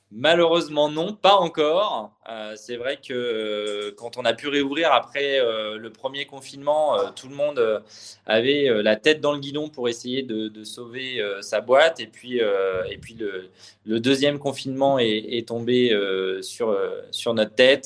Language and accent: French; Normandy, France; also born or lived in Le Mans; je suis né au Mans, mais j'ai toujours grandi en Normandie